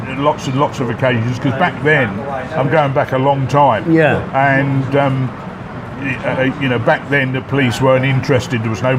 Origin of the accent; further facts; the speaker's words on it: Canterbury, South East England, United Kingdom; moved away as an adult; also born or lived in Shropshire; now in Pattaya, Thailand; I'm from Canterbury in Kent.